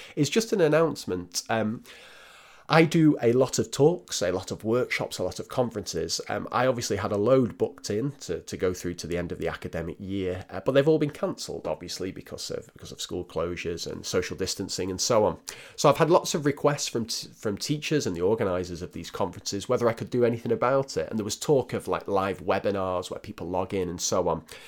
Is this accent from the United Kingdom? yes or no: yes; Northern England, United Kingdom; accent: northern; my dodgy northern accent